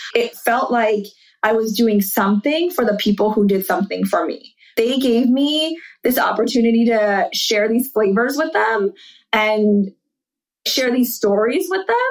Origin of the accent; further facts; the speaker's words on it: Charlotte, North Carolina, United States; moved away; also born or lived in New York City / London; I grew up in Charlotte and went to a private school.